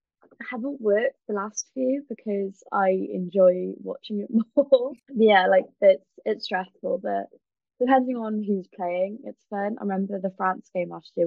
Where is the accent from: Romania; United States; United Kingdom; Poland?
United Kingdom; Wales